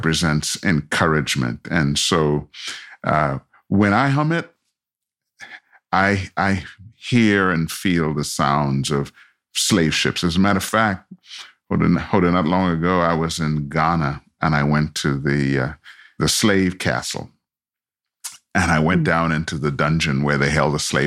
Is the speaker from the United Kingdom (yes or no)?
no; Montreal, Quebec, Canada; also born or lived in Trinidad; I was born in Trinidad. And at the age of 10, we moved to Montreal, Canada. That's where I grew up.